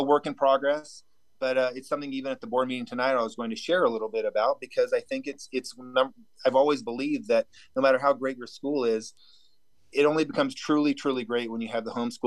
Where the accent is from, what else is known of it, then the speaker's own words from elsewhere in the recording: Lakeport, California, United States; also born or lived in Chico, California / El Dorado County, California; now in Laytonville, United States; where I grew up in Lake County